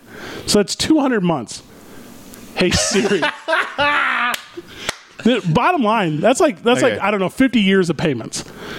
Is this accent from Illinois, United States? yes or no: no; outside of St. Louis, Missouri, United States; moved away as an adult; this town I grew up in outside of St. Louis, Missouri.